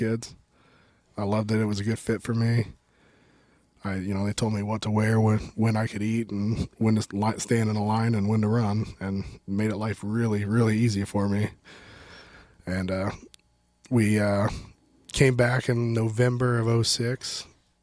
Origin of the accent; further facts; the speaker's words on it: Adrian, Missouri, United States; So I'm from Adrian, Missouri.